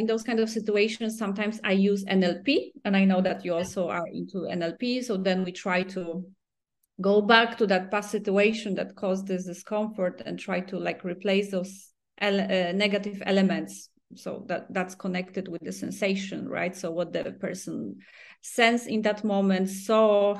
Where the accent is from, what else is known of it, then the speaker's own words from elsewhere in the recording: Poland; moved away; We are both from Poland